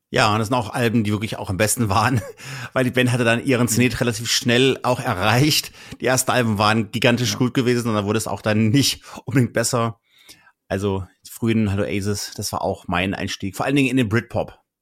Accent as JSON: {"language": "German", "region": "North Hesse", "country": "Germany", "said": "ich komme ja auch aus halt aus Nordhessen"}